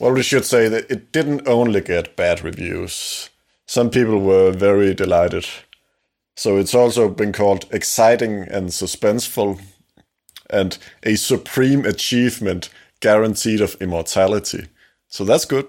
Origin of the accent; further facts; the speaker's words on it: Denmark; English is a second language; we are two young Danes, we're from Denmark.